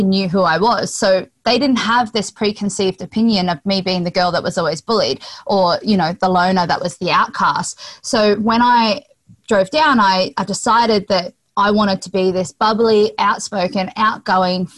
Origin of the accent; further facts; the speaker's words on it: Sunshine Coast, Queensland, Australia; I grew up on the Sunshine Coast in Queensland, Australia.